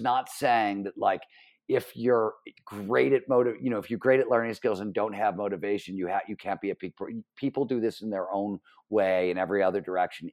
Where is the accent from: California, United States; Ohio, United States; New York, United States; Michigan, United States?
Ohio, United States; Cleveland; born or raised there